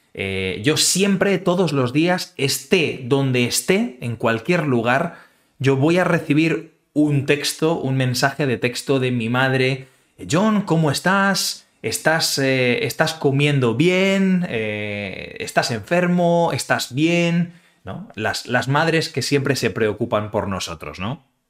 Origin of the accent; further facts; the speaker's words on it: Community of Madrid, Spain; now in Utrecht, Netherlands; yo soy madrileño. Eso significa que soy originario